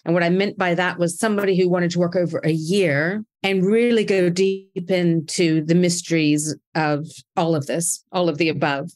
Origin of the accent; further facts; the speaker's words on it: United States; I was raised in America